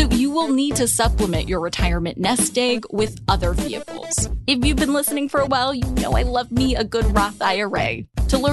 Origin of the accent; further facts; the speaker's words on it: California, United States; My home state of California